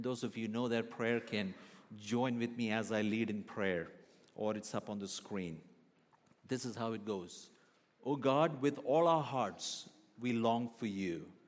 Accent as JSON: {"language": "English", "country": "Kuwait", "tie": "born or raised there", "also_born_or_lived": "Kerala, India", "moved": "yes", "lives_now": "Calgary, Canada", "said": "I was born in the southern state of India called Kerala, but I was raised in Kuwait. My dad was pastoring a church in Kuwait for many years, so most of my teenage years is spent in Kuwait."}